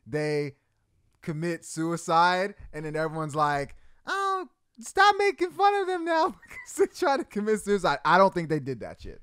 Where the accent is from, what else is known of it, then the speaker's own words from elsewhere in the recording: Arizona, United States; moved away; I'm from Arizona